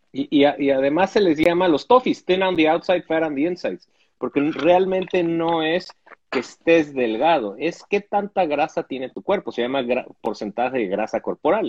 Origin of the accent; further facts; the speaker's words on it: Mexico; como mexicano